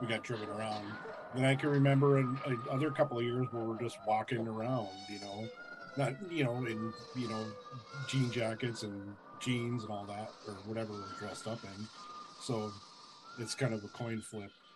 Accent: North Dakota, United States; I grew up in North Dakota.

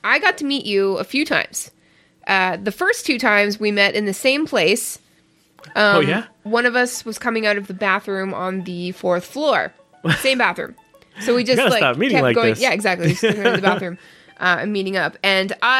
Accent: Canada; I am, in fact, Canadian

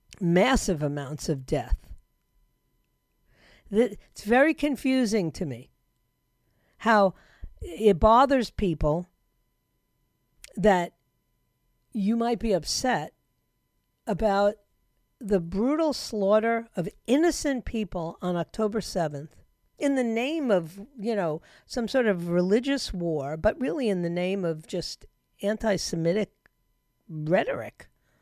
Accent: United States; But I'm an American.

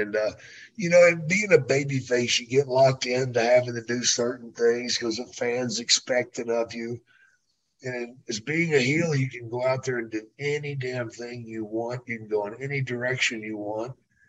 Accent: near Dallas, Texas, United States; I should have expected that because that's near my hometown.

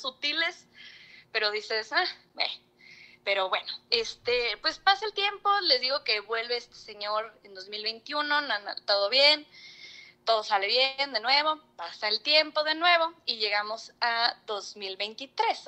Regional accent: Xalapa, Veracruz, Mexico; soy de Jalapa, Veracruz

